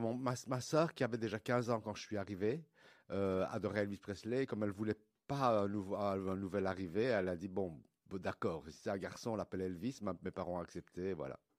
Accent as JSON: {"language": "French", "town": "Liège", "region": "Wallonia", "country": "Belgium", "tie": "born or raised there", "said": "je suis de Liège. En fait, mon père est arrivé en Belgique pour travailler dans les mines à Liège dans les années 50. Euh, et, voilà, je suis né en Belgique"}